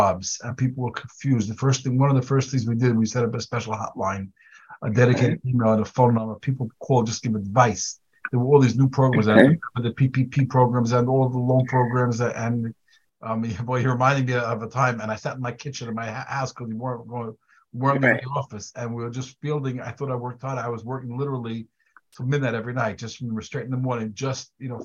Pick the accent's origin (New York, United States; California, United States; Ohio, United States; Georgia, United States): New York, United States; New York City; also born or lived in Boro Park / Flatbush / Israel; I grew up in Crown Heights originally